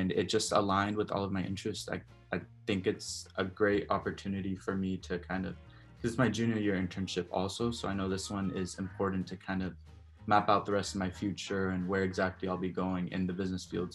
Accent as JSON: {"language": "English", "town": "Dallas", "region": "Texas", "country": "United States", "said": "I'm from Dallas"}